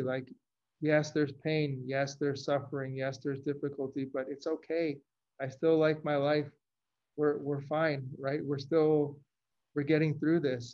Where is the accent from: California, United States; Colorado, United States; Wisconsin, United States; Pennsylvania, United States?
California, United States; Los Angeles; moved away as an adult; also born or lived in Chicago; I grew up in Los Angeles. I went to school in Chicago